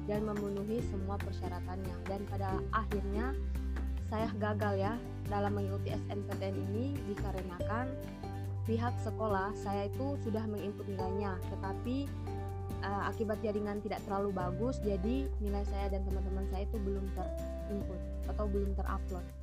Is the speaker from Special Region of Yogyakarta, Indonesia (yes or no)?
no; Balantak, Central Sulawesi, Indonesia; Asal saya dari Balantak, Kabupaten Banggai, Provinsi Sulawesi Tengah.